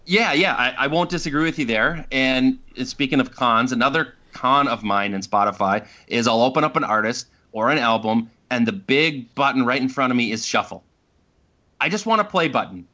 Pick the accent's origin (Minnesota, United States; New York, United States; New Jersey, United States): Minnesota, United States; Minneapolis; we're from Minneapolis, so we went out to Boston